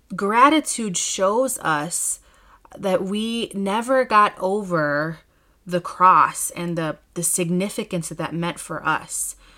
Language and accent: English; Chicago, Illinois, United States; here in my hometown in Chicago